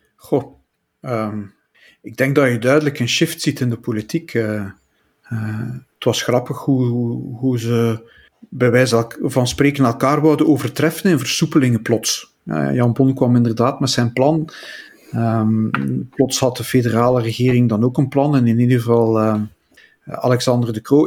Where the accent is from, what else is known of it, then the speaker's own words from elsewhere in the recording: Flemings, Flanders, Belgium; Wij als Vlamingen